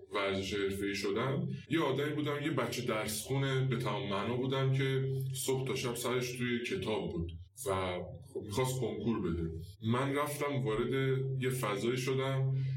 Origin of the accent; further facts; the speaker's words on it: Salmas, West Azerbaijan, Iran; accent: Turkish (Azerbaijani); moved away; من بچه سلماسم